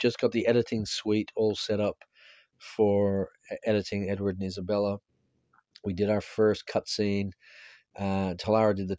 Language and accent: English; Ireland; as an Irish person